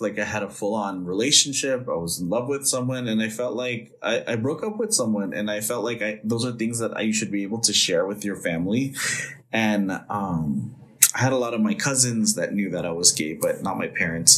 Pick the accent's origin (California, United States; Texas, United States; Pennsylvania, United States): California, United States; Los Angeles; I grew up in Northeast Los Angeles um, in a little neighborhood called Eagle Rock